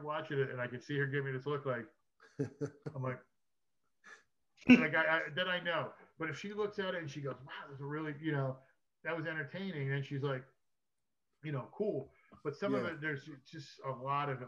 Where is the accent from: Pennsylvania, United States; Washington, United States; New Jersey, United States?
New Jersey, United States; now in Wilmington, United States; New Jersey, my home state